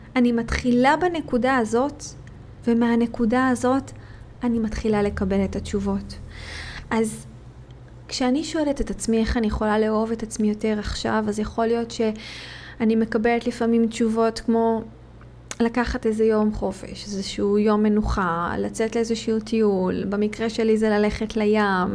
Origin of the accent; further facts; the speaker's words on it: Israel; moved away; כישראלית, יהודייה שנמצאת במד-, במדינות כרגע אחרות